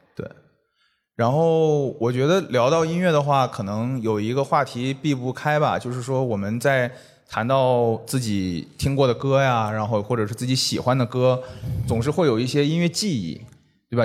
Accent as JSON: {"language": "Chinese", "region": "Northeast China", "country": "China", "moved": "yes", "said": "我也是东北人嘛嗯。然后我很早就离开东北了"}